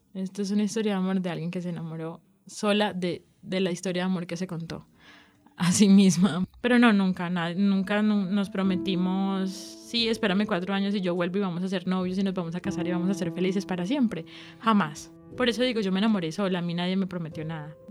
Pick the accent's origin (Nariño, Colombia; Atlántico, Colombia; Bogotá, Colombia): Atlántico, Colombia; Barranquilla; now in Medellín, Colombia; soy de Barranquilla, vivo en Medellín hace 12 años aproximadamente